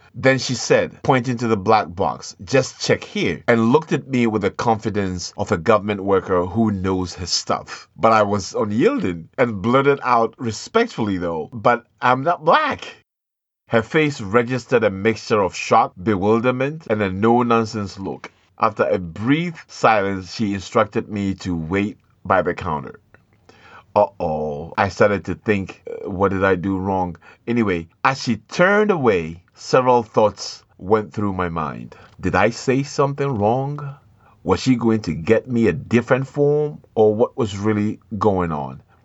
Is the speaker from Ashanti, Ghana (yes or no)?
yes; Ashanti, Ghana; moved away as an adult; I am from the African continent, from the country of Ghana, from the tribe of Ashanti